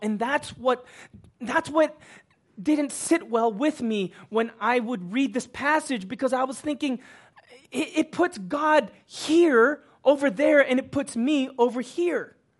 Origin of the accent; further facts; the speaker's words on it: Houston, Texas, United States; moved away as an adult; now in Los Angeles, United States; I grew up in Houston